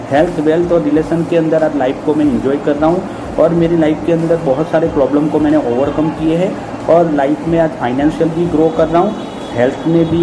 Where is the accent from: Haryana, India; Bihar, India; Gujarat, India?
Gujarat, India; Ahmedabad; और मैं बेसिकली अहमदाबाद से हूँ